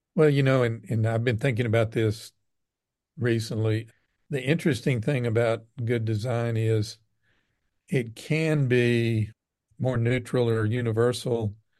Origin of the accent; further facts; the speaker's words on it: Southeast Texas, United States; now in Midland, United States; growing up in Southeast Texas